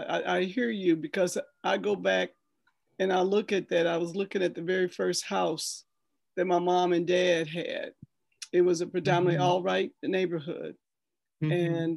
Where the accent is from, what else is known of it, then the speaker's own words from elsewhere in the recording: St. Louis, Missouri, United States; I grew up in St. Nicholas. That was one of my best experiences in the community. And we lived in O'Fallon Place. That was the tall high rise.